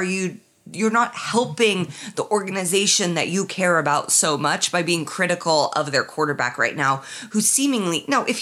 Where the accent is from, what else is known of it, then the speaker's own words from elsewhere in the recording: Middle America, Midwest, United States; I'm from Middle America